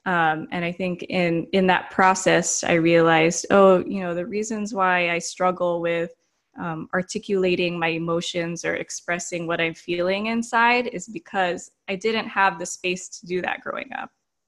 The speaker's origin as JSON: {"language": "English", "country": "United States", "tie": "born there", "said": "So my parents immigrated from the Philippines in the 1970s. They came to America and then I was born in America and so was my brother."}